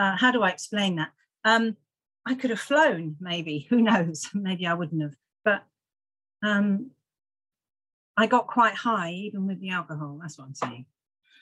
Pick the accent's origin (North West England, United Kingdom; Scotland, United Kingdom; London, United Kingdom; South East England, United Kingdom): South East England, United Kingdom; Farnborough; I was born and raised in Farnborough, started drinking quite young